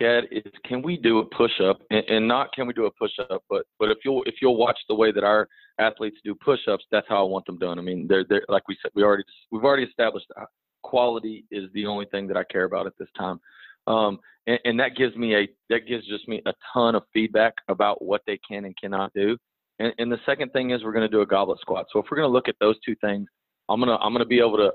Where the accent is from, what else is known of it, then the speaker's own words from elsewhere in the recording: Texas, United States; moved away as an adult; also born or lived in Georgia, United States; my family's from here